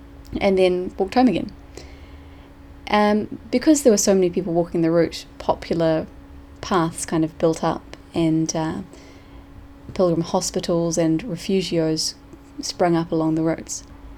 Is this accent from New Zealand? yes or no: yes; New Zealand; also born or lived in A Coruña, Spain; we're from New Zealand. But since we'd lived in A Coruña for 4 months